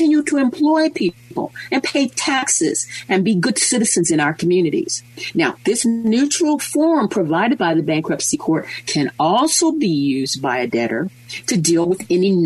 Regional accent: United States; we being American lawyers, we being American insurance policyholders

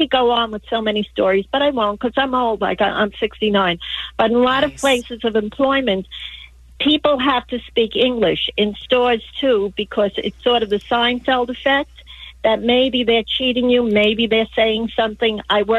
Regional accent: New York, United States; now in Glendale, United States; No, I'm not calling from New York. I'm calling from Glendale, but I am from New York.

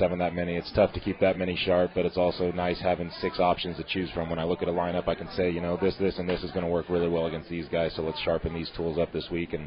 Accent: San Diego, California, United States; moved away as an adult; now in Pittsburgh, United States; I'm from San Diego

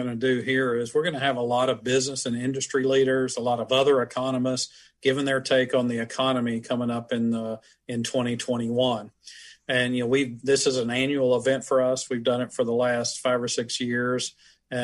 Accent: Alabama, United States; Well, I grew up in Alabama, and we were a farming family.

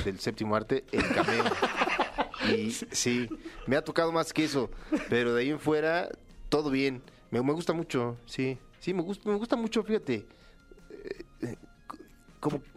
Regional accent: Mexico; yo soy el único mexicano

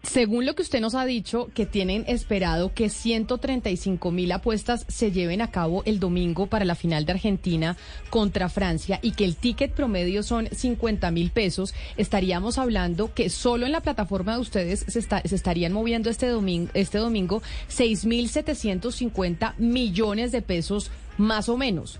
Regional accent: Colombia; somos los colombianos

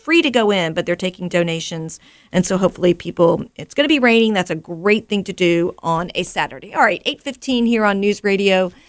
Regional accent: Chester, Virginia, United States; I grew up in Chester, so I love when people think about going to Chester. A Lloyd Seaberg grad, so I'm all up in Chester.

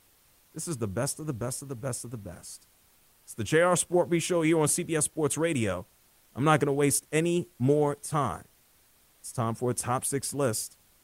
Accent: New York City, New York, United States; Growing up in New York City

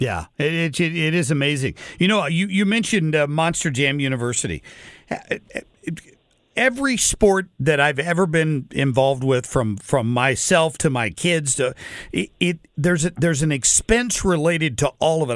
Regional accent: Cincinnati, Ohio, United States; now in St. Louis, United States; I grew up in Cincinnati as as a young kid. I've lived here for thirty years

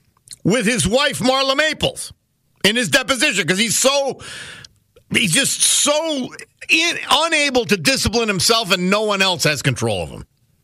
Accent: Missouri, United States; I'm from Missouri.

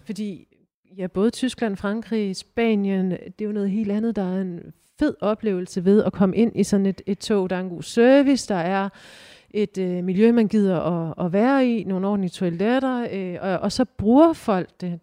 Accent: Aarhus, Central Denmark Region, Denmark; som aarhusianere

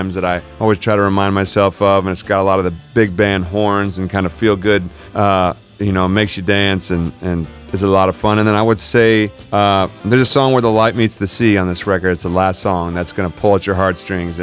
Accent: Chicago, Illinois, United States; also born or lived in Elmhurst, Illinois; being a Chicago kid and living there and going to school in the suburbs in Elmhurst and growing up in Illinois

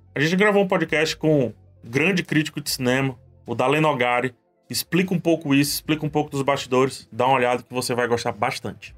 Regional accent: Brazil; A gente, aqui no Brasil, a gente não se identifica como latino

